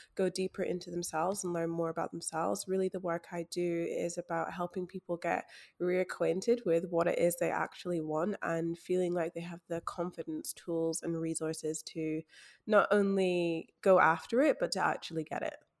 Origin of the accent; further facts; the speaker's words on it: Scotland, United Kingdom; especially as a Black woman growing up in Scotland